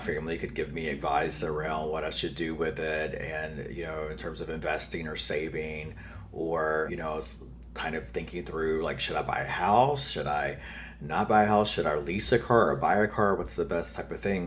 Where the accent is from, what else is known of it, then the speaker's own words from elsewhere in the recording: North Carolina, United States; accent: Southern; now in New York City, United States; I am an enrolled member of the Lumbee Tribe of North Carolina. So I grew up uh, there. I'm a Southern boy, which you will hear in my accent probably